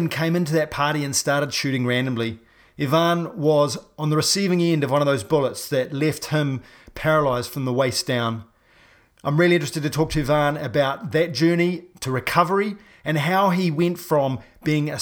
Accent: New Zealand; I'm a paraplegic from New Zealand

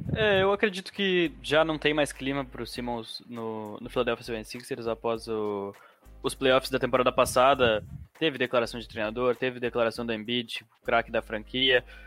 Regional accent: Santa Maria, Rio Grande do Sul, Brazil; Sou de Santa Maria

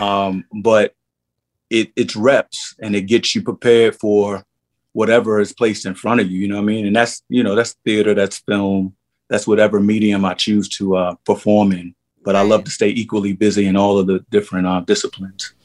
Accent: New York City, New York, United States; I ran the streets of Harlem, 125th Street. You know, I'm from St. Nick Projects, One Two Third and Lenox

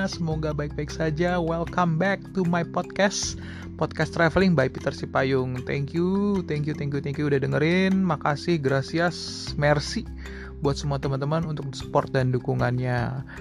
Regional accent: Jakarta, Indonesia; nah mungkin ini related juga dengan kita orang Jakarta kita sering banget bawa bilang wah Jakarta macet Jakarta macet gitu

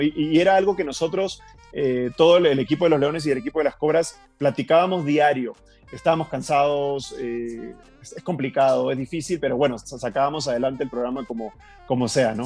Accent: Peru; moved away as an adult; now in Mexico; yo podía seguir creciendo en mi país, podía seguir teniendo lo que yo quería, pero la zona de confort a veces no es buena y yo en Perú llegué a tener una zona de confort importante

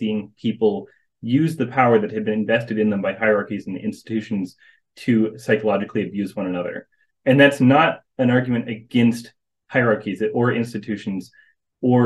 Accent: North Carolina, United States; I was born and raised in North Carolina

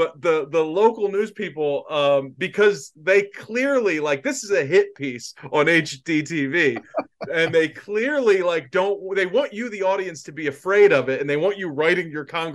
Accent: New Jersey, United States; I grew up in South Jersey, so we were all of our local news was out of Philadelphia.

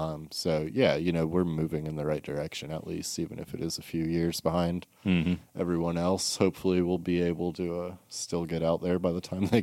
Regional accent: Massachusetts, United States; born there; I was born in Massachusetts, so...

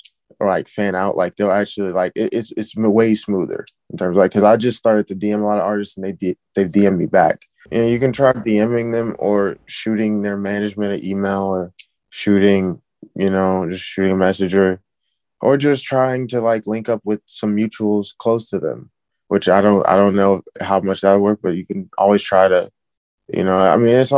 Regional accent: Illinois, United States; I am from the Illinois area.

